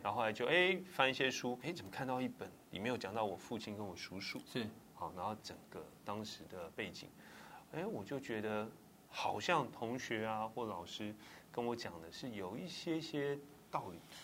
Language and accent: Chinese; Taipei, Taiwan; 我土生土长台北人，啊，从小在台北出生长大